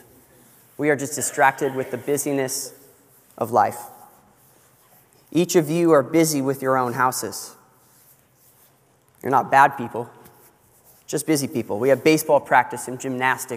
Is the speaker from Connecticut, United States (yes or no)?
no; California, United States; moved away; I grew up in California